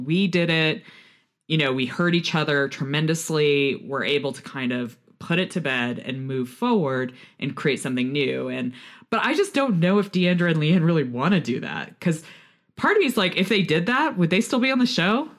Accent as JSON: {"language": "English", "town": "Houston", "region": "Texas", "country": "United States", "tie": "born or raised there", "said": "speaking as a Texas woman. I grew up in Houston"}